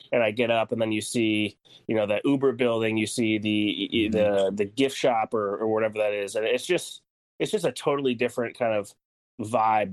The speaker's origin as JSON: {"language": "English", "region": "New Jersey", "country": "United States", "also_born_or_lived": "San Francisco", "moved": "yes", "said": "I'm from New Jersey, right outside New York"}